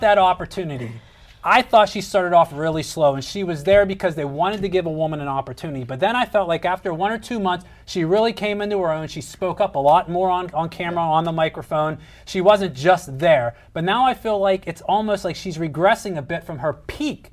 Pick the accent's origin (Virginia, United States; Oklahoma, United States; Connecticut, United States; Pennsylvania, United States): Pennsylvania, United States; Pittsburgh; because we're from Pittsburgh